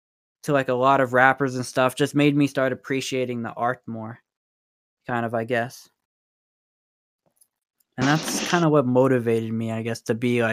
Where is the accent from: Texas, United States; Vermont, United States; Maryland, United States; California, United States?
Texas, United States; Houston; also born or lived in France / Canada; now in New Mexico, United States; Yeah, I was born and raised in Houston, and then you know we used to move a lot around. So I used to live in some cool ass places.